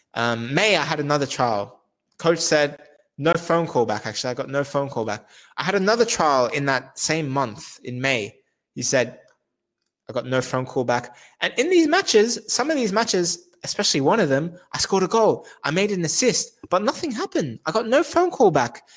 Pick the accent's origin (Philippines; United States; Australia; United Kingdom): Australia; I'm Australian as well. I'm Australian from Australia.